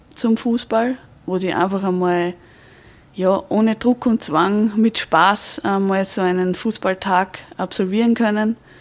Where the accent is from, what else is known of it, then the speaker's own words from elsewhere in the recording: Austria; bei uns in Österreich